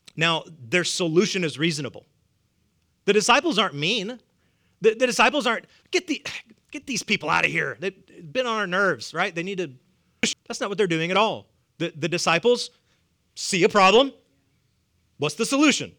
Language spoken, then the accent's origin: English; the South, United States; accent: southern; my southern accent